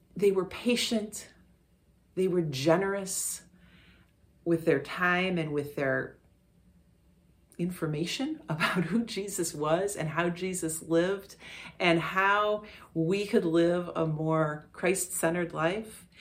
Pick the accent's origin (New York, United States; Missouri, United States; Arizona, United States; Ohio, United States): Ohio, United States; Parma; I grew up in Parma